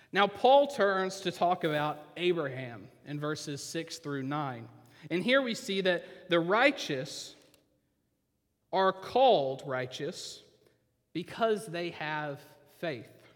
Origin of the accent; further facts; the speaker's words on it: Oklahoma, United States; I'm from Oklahoma